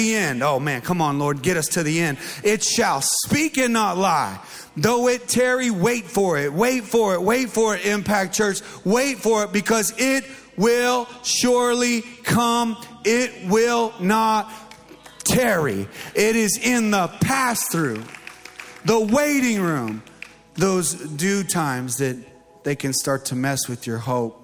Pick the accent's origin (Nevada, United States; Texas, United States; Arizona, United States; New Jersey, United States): Arizona, United States; Mesa; I'm from Mesa.